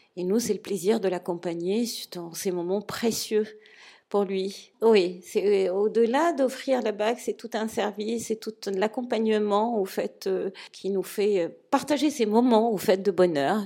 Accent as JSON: {"language": "French", "country": "Morocco", "said": "je suis du Maroc"}